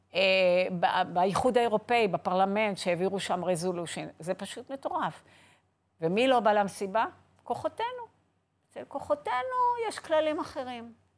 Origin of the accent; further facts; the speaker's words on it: Haifa, Haifa District, Israel; גדלתי בחיפה